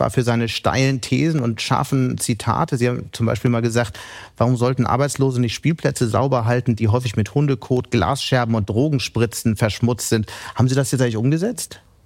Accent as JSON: {"language": "German", "region": "Hamburg", "country": "Germany", "said": "ich als Hamburger"}